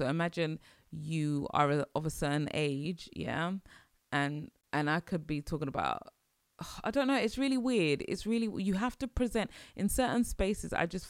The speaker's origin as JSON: {"language": "English", "country": "Nigeria", "said": "and I'll say this, especially like being Nigerian"}